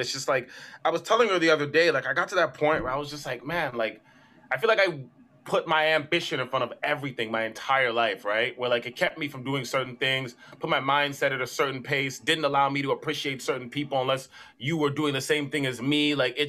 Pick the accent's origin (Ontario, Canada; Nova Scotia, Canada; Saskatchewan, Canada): Ontario, Canada; Brampton; But like I grew up in Brampton.